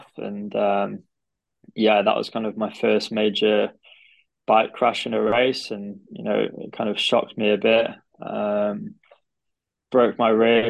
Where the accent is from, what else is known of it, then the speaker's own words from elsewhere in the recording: Derby, East Midlands, United Kingdom; also born or lived in Nottingham / Harvard; I'm from Derby